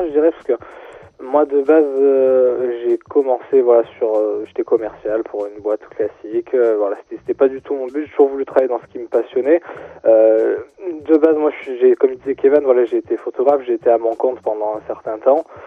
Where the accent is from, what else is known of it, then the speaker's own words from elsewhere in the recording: Marseille, Provence-Alpes-Côte d'Azur, France; moved away; also born or lived in Grenoble; moi je suis né à Marseille, j'ai grandi à Marseille